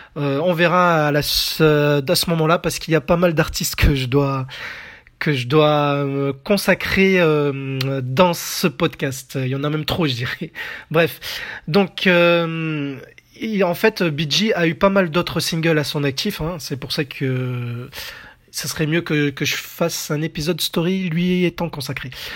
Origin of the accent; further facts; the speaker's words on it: France; chez nous en France